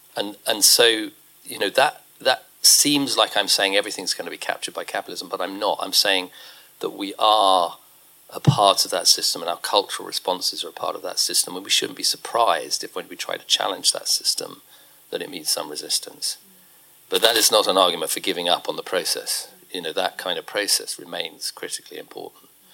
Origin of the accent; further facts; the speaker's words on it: United Kingdom; as a Brit